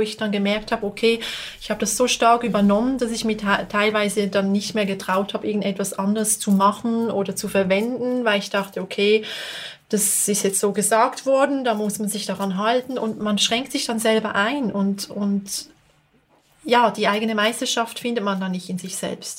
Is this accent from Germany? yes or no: no; Basel, Basel-Stadt, Switzerland; now in Bern, Switzerland; ich komme eigentlich aus Basel, aber ich lebe in Bern.